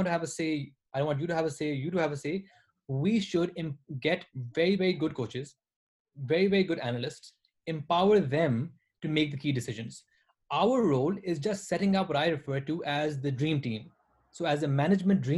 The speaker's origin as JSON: {"language": "English", "town": "Multan", "region": "Punjab", "country": "Pakistan", "tie": "born or raised there", "said": "Multan is basically my hometown and where our businesses, all the things we do, all our farms are."}